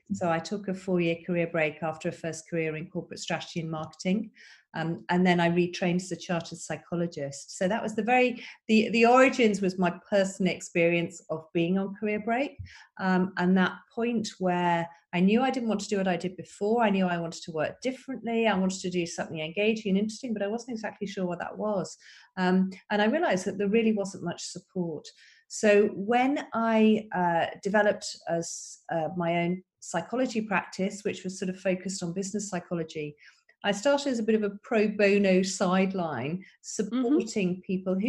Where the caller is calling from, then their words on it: Wimbledon, London, United Kingdom; So I am calling in from Wimbledon, England.